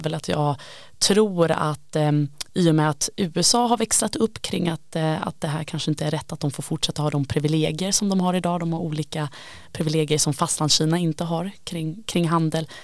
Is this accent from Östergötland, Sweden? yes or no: no; Gothenburg, Västra Götaland, Sweden; Jag är ju göteborgare, kommer från en stad som är väldigt beroende av Kina